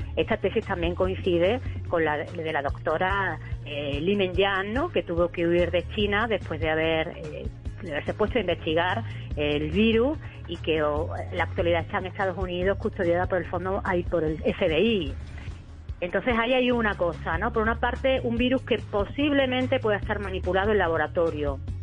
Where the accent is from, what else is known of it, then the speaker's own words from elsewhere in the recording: Spain; aquí en España